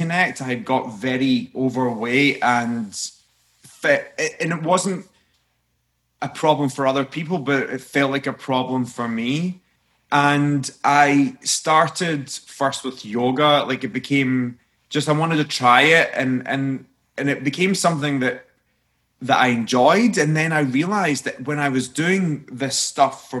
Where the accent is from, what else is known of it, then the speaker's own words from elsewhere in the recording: Scotland, United Kingdom; I'm a Scotsman